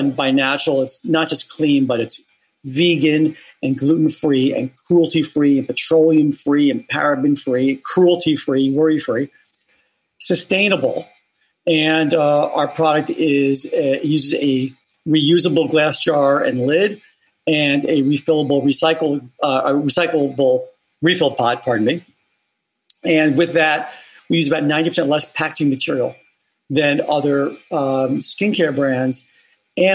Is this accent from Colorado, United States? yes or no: no; Bronx, New York, United States; I am from the Bronx, New York, and so proud of it.